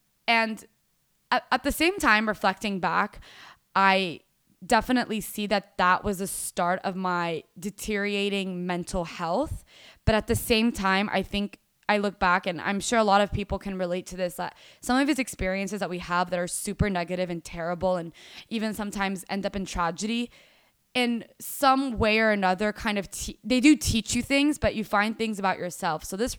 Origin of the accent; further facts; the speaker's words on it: Dubai, United Arab Emirates; now in Fort Worth, United States; Went through growing up in Dubai and ended up in Fort Worth, Texas. Completely different world, completely different everything.